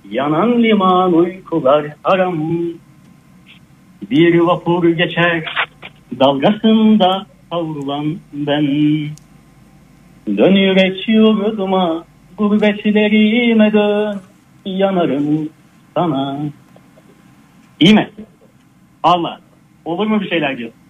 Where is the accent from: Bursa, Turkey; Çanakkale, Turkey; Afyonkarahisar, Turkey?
Afyonkarahisar, Turkey; Yok Vanlı değilim ben. E, Afyonluyum aslında.